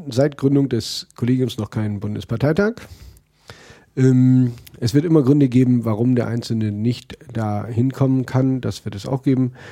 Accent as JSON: {"language": "German", "region": "Northern Germany", "country": "Germany", "said": "Ich komme aus Norddeutschland, muss nach"}